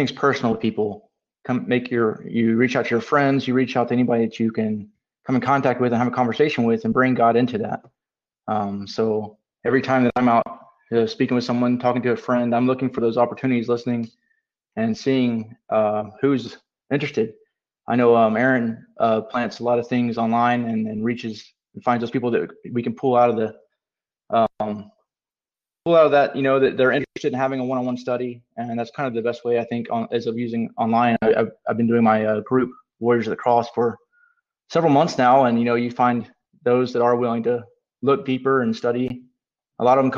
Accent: Canada; I'm from Canada

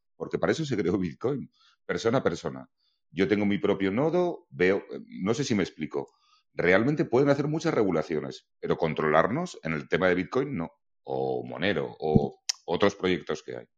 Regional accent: Galicia, Spain; soy un gallego gachupín

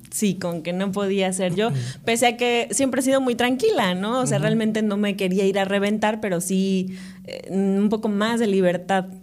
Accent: Córdoba, Veracruz, Mexico; also born or lived in Paraje Nuevo, Amatlán, Veracruz / Xalapa, Veracruz; soy de Córdoba, Veracruz. Viví mucho tiempo en Paraje Nuevo, que es este, un pueblo que pertenece a Matlán. Ok. Hasta los 11 años, pero pues de ahí ya este nos, venimos a, vivir a Córdoba

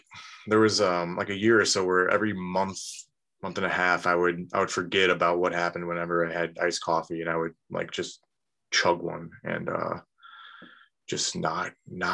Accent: North Aurora, Illinois, United States; also born or lived in Downers Grove, Illinois / Woodridge, Illinois; we moved out to North Aurora, which is a separate village just to the north of Aurora. So that's where I grew up, basically. Lived there until I graduated high school

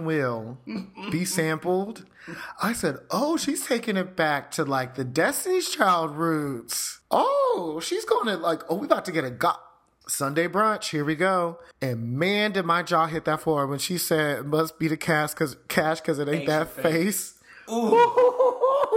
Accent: Houston, Texas, United States; Maybe it's the Texas growing up in Houston

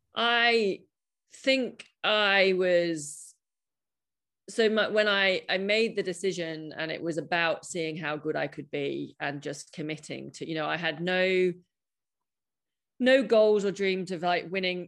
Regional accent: United Kingdom; I'm a British cynic

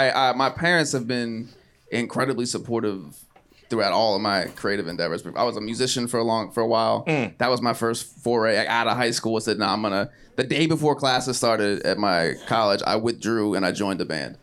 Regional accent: outside Philadelphia, Pennsylvania, United States; Right outside of Philadelphia, but between Philadelphia and Wilmington, Delaware.

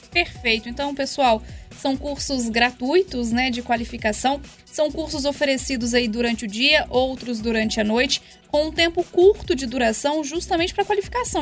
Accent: São João del Rei, Minas Gerais, Brazil

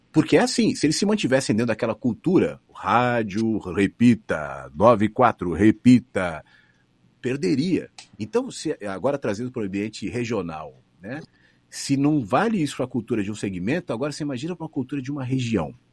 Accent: São Paulo, Brazil; accent: São Paulo; Eu mesmo cuido do meu sotaque. Eu tenho consciência de que eu tenho sotaque ainda, algumas coisas de São Paulo, apesar de quando eu vou para São Paulo as pessoas falam que eu tenho sotaque de gaúcho.

